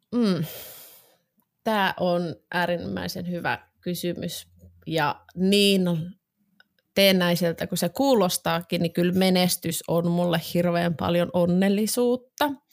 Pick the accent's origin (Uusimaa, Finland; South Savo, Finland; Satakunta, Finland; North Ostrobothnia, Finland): Uusimaa, Finland; Vantaa; mä oon Vantaalta